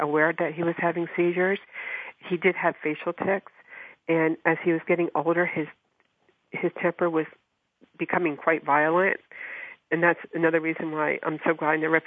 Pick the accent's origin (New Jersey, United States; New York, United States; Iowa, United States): New Jersey, United States; I grew up in New Jersey